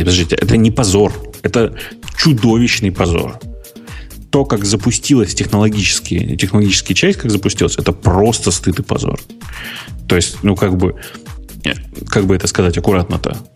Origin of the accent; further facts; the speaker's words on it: Urals, Russia; я вообще с Урала, нас быстро все говорят